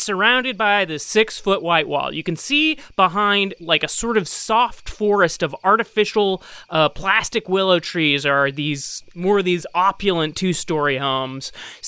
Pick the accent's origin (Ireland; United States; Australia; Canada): Ireland; That is a dated term at this point, because I am Irish